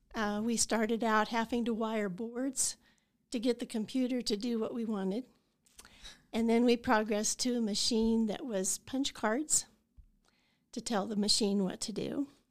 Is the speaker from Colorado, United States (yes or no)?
yes; Idalia, Colorado, United States; also born or lived in Saint Francis, Kansas; now in Goodland, United States; I grew up in Idalia, Colorado, graduated from Saint Francis, came back here to go to the college